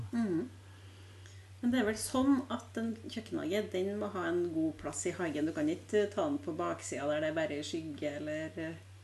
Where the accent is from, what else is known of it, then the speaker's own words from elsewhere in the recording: Frosta, Trøndelag, Norway; jeg kommer fra Frosta